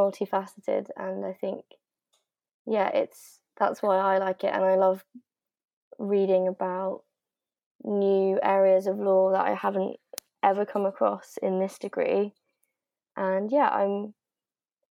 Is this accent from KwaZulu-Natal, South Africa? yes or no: yes; Pietermaritzburg, KwaZulu-Natal, South Africa; moved away; I'm also South African. And I was also born there, and I was born in Maritzburg